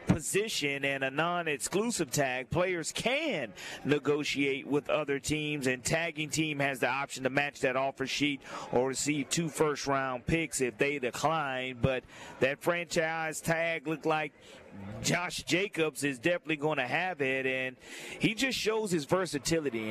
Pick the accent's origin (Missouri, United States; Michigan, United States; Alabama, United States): Alabama, United States; Mobile; I'm from Mobile, Alabama